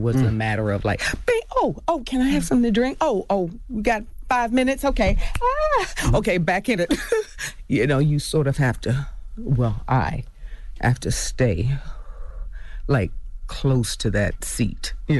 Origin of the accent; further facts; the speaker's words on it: Florida, United States; You know, I think I grew up with it in Florida.